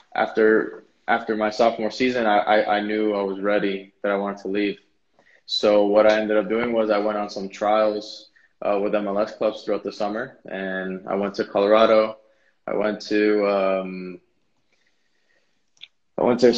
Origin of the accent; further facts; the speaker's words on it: Switzerland; also born or lived in United States; Was born in the United States, but then I was raised in Switzerland, and that's where I currently